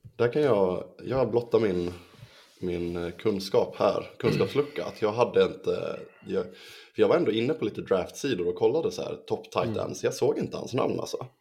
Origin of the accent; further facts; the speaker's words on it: Sweden; vi svenskar